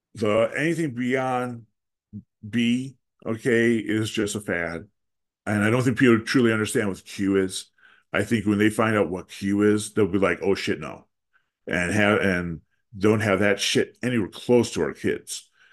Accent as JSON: {"language": "English", "region": "Wisconsin", "country": "United States", "tie": "born or raised there", "said": "the state of Wisconsin, my home state."}